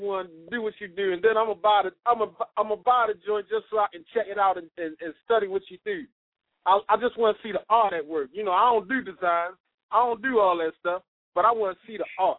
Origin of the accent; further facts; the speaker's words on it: Baltimore, Maryland, United States; Yeah, I'm from Baltimore.